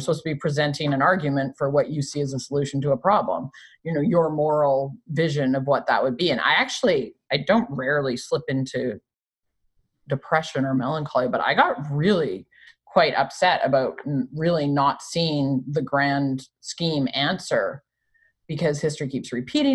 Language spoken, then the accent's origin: English; Canada; growing up in Canada